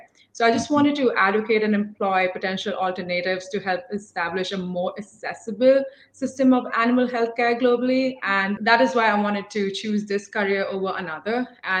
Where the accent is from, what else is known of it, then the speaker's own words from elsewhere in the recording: India; moved away as an adult; also born or lived in Philippines; now in United States; Originally, I'm from India, and I moved here 5 years ago to pursue my bachelor's in animal sciences at Purdue.